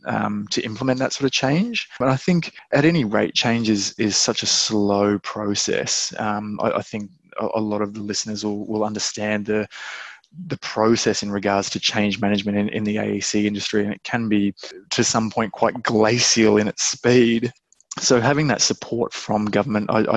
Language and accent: English; Australia; also born or lived in United Kingdom / New Zealand; as an Aussie